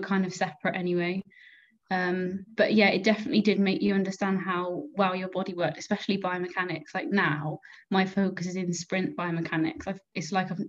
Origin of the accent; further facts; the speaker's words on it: Gloucester, South West England, United Kingdom; now in Cardiff, United Kingdom; I went to school in Gloucester